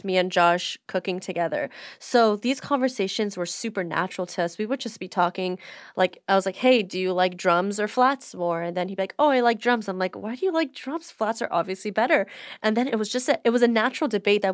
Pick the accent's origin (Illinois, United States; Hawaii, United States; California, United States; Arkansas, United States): California, United States; Beverly Hills; I grew up specifically in Beverly Hills my whole entire life